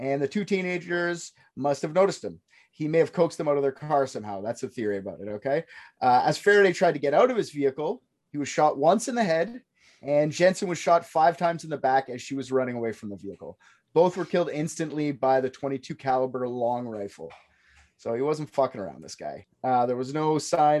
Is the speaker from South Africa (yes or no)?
no; Canada; I'm Canadian